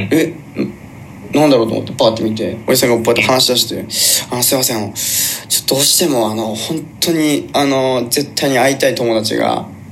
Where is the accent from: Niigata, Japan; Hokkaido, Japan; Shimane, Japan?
Shimane, Japan; moved away as an adult; now in Tokyo, Japan; 僕がね、こう、島根県出身なんですけれども、うん、上京してきて、今、東京に住んでるんですよ